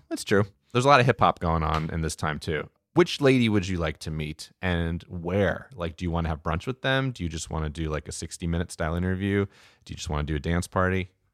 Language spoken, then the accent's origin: English; New Jersey, United States; I grew up in Central Jersey